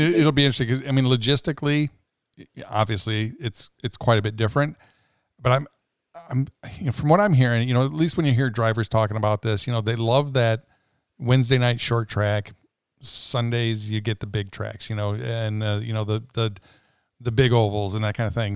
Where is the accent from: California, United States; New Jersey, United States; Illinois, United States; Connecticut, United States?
Illinois, United States; Rockford; as a kid, you know, growing up in Rockford, Illinois